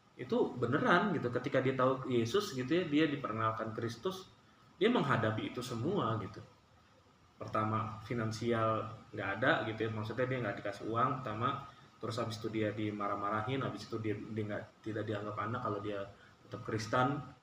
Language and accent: Indonesian; Batak, North Sumatra, Indonesia; kita orang Batak